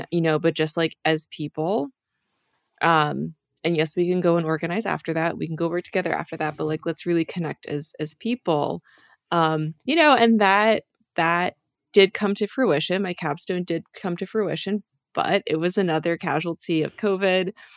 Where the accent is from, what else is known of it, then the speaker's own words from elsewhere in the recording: New Hampshire, United States; also born or lived in Dover, New Hampshire; I grew up in New Hampshire